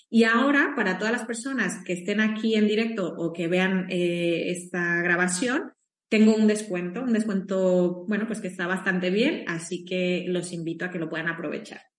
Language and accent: Spanish; Mexico; now in Spain; Eh, yo soy mexicana, estoy en España, pero soy mexicana